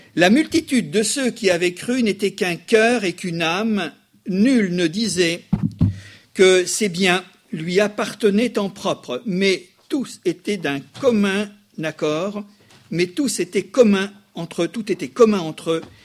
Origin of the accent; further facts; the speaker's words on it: France; chez nous, en France